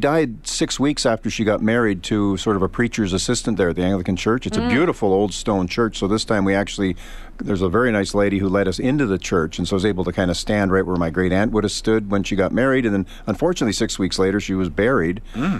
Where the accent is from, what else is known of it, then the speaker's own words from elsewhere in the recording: Saskatoon, Saskatchewan, Canada; now in Alberta, Canada; It reminded me of being a kid growing up in Saskatoon.